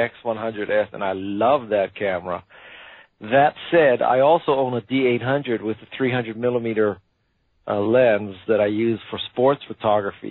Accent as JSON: {"language": "English", "region": "Hawaii", "country": "United States", "tie": "born or raised there", "said": "I was born and raised in Hawaii"}